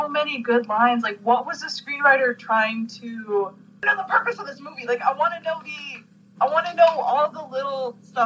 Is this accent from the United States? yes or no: no; Canada; as a Canadian